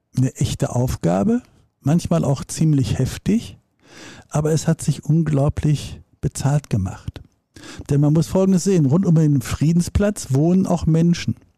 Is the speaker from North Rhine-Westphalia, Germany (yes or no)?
yes; Dortmund, North Rhine-Westphalia, Germany; Dortmund, meiner Heimatstadt